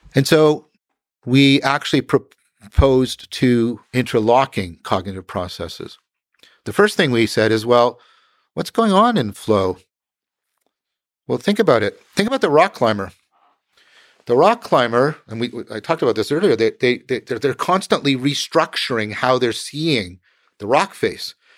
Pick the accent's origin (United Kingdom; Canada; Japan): Canada; I'm a Canadian